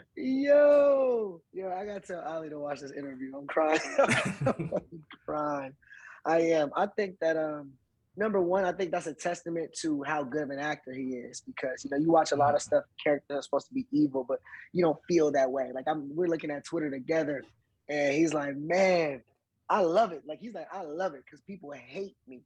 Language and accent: English; Inglewood, California, United States; I'm from Inglewood, like we in Brentwood, but I'm from Inglewood